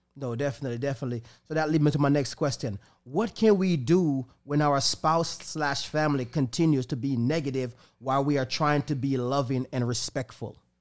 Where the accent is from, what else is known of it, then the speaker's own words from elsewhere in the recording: Jamaica; now in Tampa, United States; the place where I'm from, Jamaica